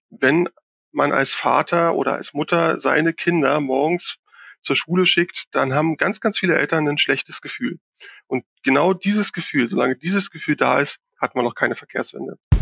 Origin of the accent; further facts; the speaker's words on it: Berlin, Germany; ich bin ja Berliner